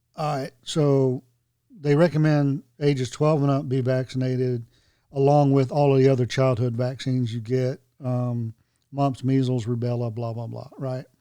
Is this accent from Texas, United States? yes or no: no; Hope Mills, North Carolina, United States; I grew up in Hope Mills